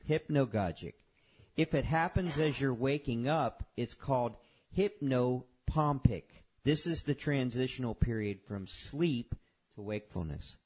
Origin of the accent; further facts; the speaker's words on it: Homestead, Florida, United States; I grew up in Homestead